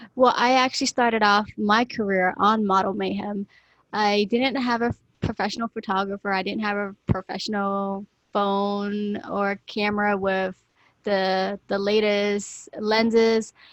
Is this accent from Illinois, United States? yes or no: no; Florida, United States; moved away as an adult; I moved from my home state of Florida to here to further my career as a model